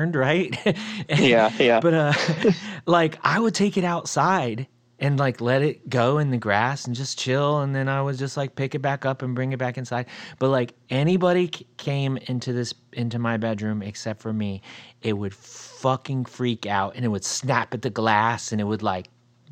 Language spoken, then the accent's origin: English; Ohio, United States; moved away; at my like earlier ages, I grew up in Ohio